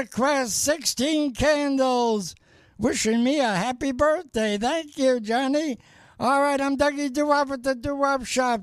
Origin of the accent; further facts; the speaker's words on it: New York City, New York, United States; moved away; I'm from New York City